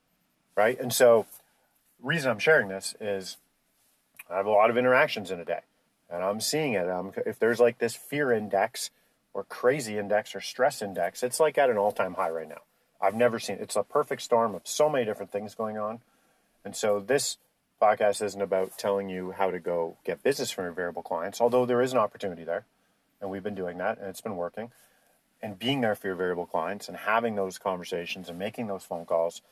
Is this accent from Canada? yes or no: yes; Canada; we're Canadian